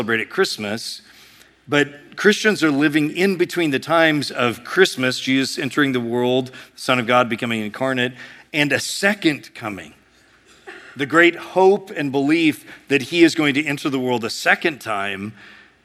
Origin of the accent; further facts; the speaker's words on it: United States; we as Americans